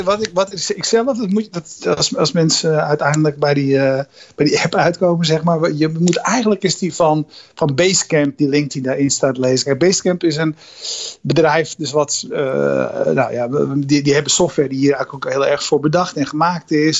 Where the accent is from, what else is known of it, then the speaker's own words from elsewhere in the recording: Netherlands; ik zelf als Nederlander